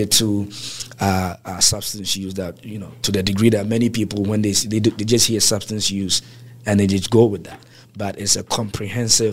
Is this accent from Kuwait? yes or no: no; Ghana; now in Baltimore, United States; I'm from West Africa by as far as native next West African, Ghana, to be specific